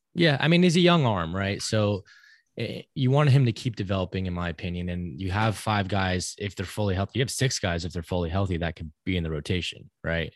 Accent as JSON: {"language": "English", "town": "Georgetown", "region": "Texas", "country": "United States", "tie": "born or raised there", "said": "the kid growing up in Georgetown"}